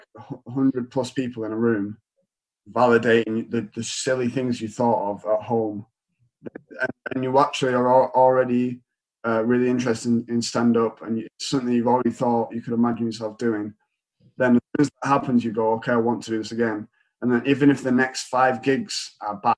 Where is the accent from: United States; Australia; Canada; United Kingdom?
United Kingdom; Atherton, North West England; born or raised there; moved away as an adult; also born or lived in Dubai; now in Salford, United Kingdom